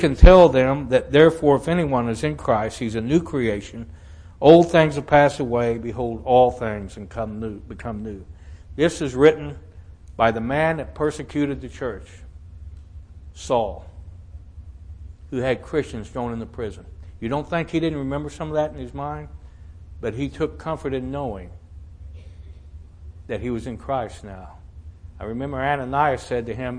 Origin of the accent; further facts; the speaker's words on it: Southwest Missouri, United States; moved away; also born or lived in Joliet, Illinois; I was born in Southwest Missouri